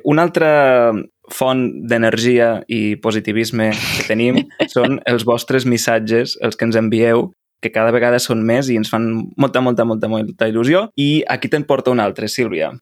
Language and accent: Catalan; San Miguel de Tucumán, Tucumán, Argentina; Catalan is a second language; moved away as an adult; now in Cardedeu, Spain; de Tucumán, Argentina, tinc 19 anys i he arribat a Cardedeu, Barcelona, mm. fa un mes i dues setmanes